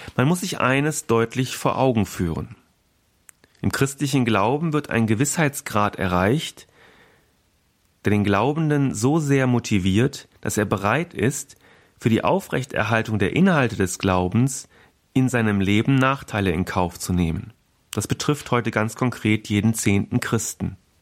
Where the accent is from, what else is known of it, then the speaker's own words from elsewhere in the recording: Berlin, Germany; da kann ich glaube ich auch als Berliner äh, sagen